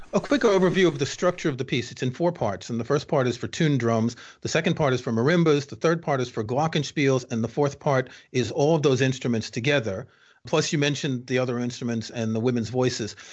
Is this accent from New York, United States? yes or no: yes; New York, United States; moved away; I grew up in New York, as you can tell from my accent